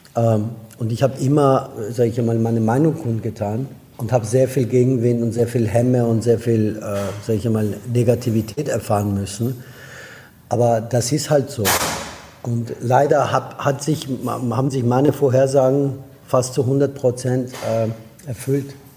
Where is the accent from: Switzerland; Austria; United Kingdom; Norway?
Austria; German is a second language; moved away as an adult; also born or lived in Iran / France / Germany / United States; now in Barcelona, Spain; bin in Österreich groß geworden